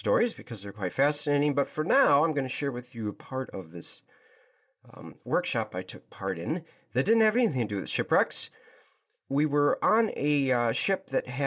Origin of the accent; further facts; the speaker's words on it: Michigan, United States; the only child growing up in Michigan, in the United States of America, back in the early 80s, sitting in an elementary classroom